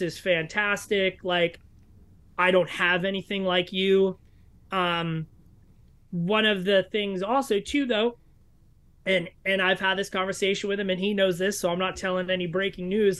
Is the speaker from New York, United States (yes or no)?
yes; New York City, New York, United States; I grew up in New York City